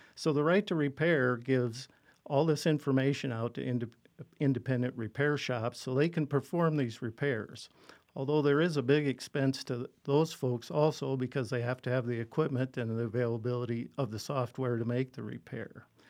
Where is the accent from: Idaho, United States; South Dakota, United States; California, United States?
South Dakota, United States; Gregory; I was born and raised in the Gregory area